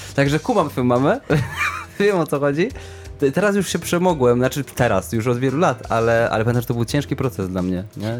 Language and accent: Polish; Sieraków, Greater Poland, Poland; ja byłem, jestem z Sierakowa